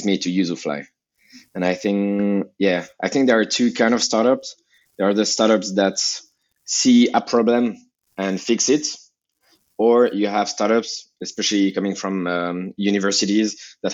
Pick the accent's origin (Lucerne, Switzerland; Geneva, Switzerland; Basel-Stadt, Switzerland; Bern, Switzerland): Geneva, Switzerland; English is a second language; also born or lived in Lausanne / Hong Kong; I grew up in Geneva. And then in Lausanne